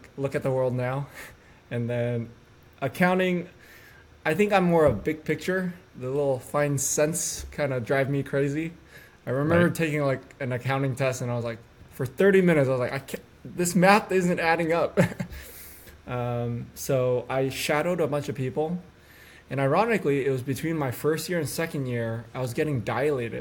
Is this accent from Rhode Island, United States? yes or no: no; Northern California, United States; I was born and raised in Northern California